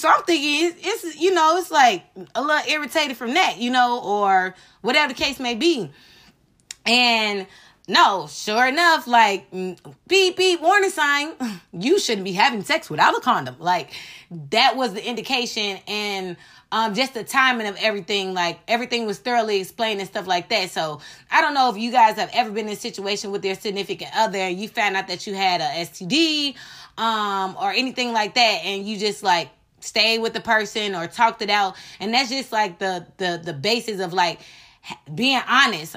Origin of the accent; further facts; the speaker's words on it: United States; as American people